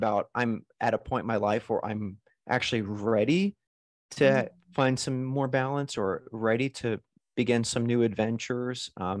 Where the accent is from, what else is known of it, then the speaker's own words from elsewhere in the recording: New York City, New York, United States; I was like, I'm a New Yorker. I live in New York. I work on Broadway.